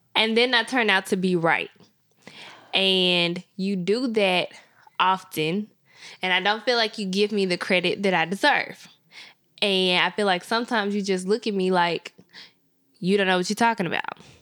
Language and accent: English; Memphis, Tennessee, United States; I grew up in the hood of Memphis